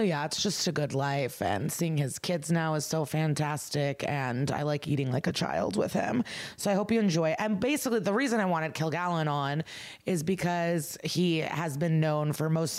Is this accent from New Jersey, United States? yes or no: no; Chicago, Illinois, United States; moved away; coming to you from Chicago, a comedy condo. I'm here performing, living my fantasy in my hometown